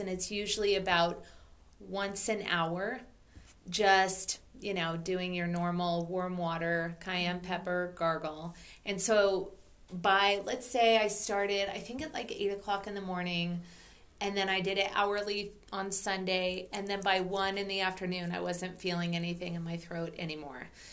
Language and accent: English; Oregon, United States; moved away; also born or lived in Maui; growing up in Oregon